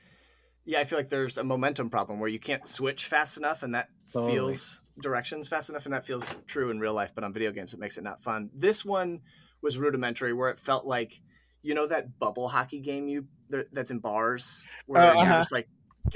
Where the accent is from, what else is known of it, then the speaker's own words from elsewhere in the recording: Vermont, United States; growing up in Vermont